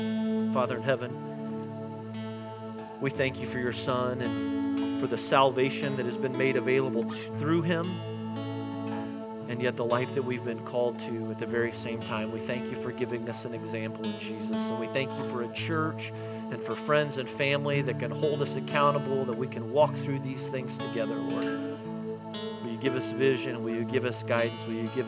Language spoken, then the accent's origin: English; Newfoundland and Labrador, Canada; See, I learned that there's something about saying that I'm a Newfoundlander, which is really difficult to say, but there's pride and there's mission and there's purpose in that.